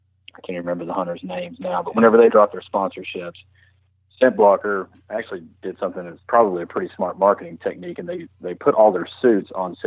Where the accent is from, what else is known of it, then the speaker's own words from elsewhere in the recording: Knoxville, Tennessee, United States; I am from Knoxville, Tennessee, and I am an accountant.